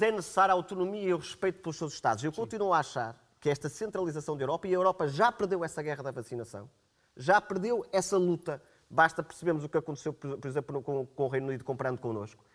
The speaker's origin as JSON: {"language": "Portuguese", "country": "Portugal", "said": "nós não compreendemos, enquanto portugueses"}